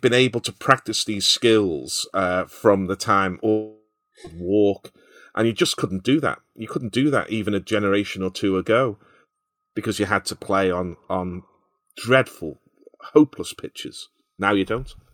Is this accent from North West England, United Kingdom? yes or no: yes; Liverpool, North West England, United Kingdom; I can remember playing football on ash pitches as well in Liverpool.